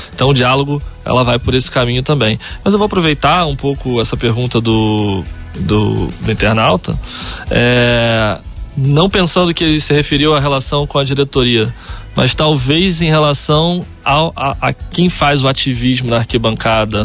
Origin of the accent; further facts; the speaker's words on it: Rio de Janeiro, Brazil; eu sou é, da zona oeste do Rio de Janeiro, de Santa Cruz, então morava numa, numa favela lá de Santa Cruz